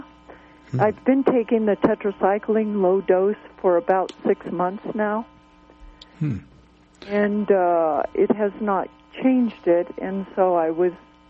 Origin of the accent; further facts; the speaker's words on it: Colorado, United States; Yes, Colorado.